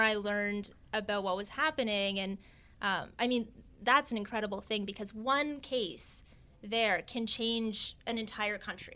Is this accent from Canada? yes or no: yes; Vancouver Island, British Columbia, Canada; now in New York, United States; I, I am Canadian, uh, a Times, a proud Canadian even. Uh, I grew up on Vancouver Island